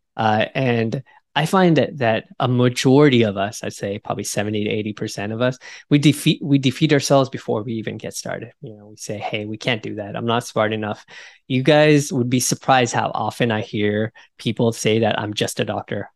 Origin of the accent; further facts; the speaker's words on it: United States; being American